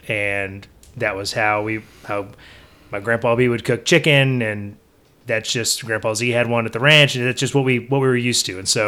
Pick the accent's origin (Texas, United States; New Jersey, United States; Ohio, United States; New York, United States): Texas, United States; Bellville; So I'm originally from Belleville, Texas. And my parents are from Garwood, Natick, Texas